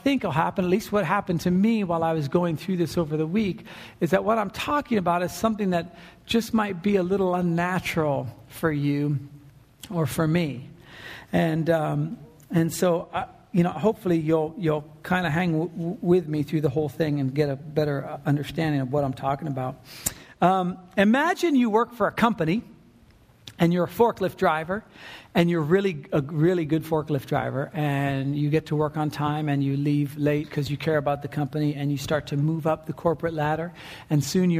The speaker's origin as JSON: {"language": "English", "region": "California", "country": "United States", "lives_now": "Oregon, United States", "said": "And you start to think to yourself, man, I'm from SoCal."}